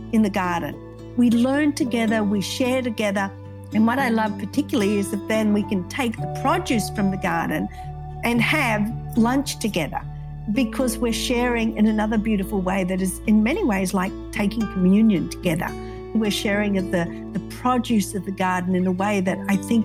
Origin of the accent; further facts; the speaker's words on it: Australia; moved away; I grew up in Australia.